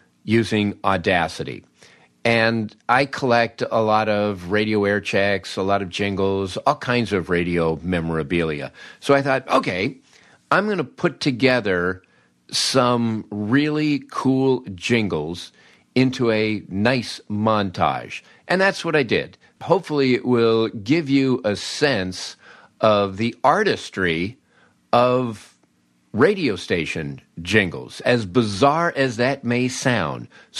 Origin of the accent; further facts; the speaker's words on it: Peoria, Illinois, United States; how could my little station growing up in Peoria have this big elaborate jingle package?